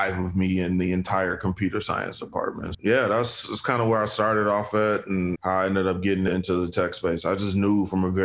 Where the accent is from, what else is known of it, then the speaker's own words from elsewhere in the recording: Chicago, Illinois, United States; I grew up south side of Chicago.